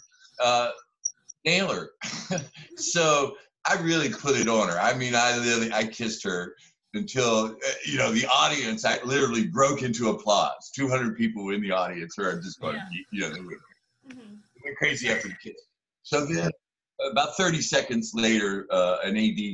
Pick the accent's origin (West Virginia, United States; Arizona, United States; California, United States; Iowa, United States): West Virginia, United States; moved away; I grew up in West Virginia, where Jerry West is from